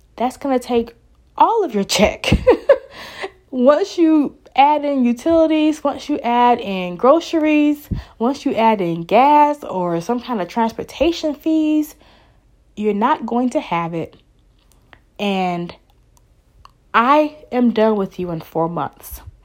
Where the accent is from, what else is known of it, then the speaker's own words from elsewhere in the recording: the South, United States; accent: Southern twang; African-American Vernacular English; I am from the South. So, if you hear that twang come out, that is the South in me. I live in the South. I've been here my whole life.